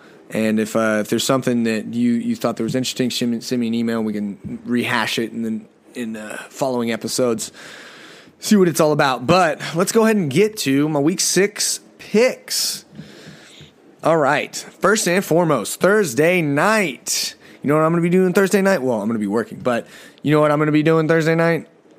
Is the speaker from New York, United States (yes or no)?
yes; New York, United States; I'm from New York, and I love New York, but the Giants are just absolutely awful. They don't represent what New York is about.